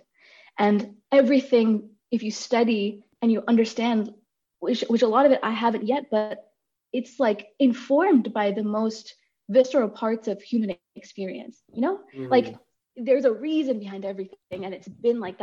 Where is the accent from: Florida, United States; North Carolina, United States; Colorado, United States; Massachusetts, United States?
Massachusetts, United States; Boston; also born or lived in India / New Hampshire; I'm like in the Boston area right now.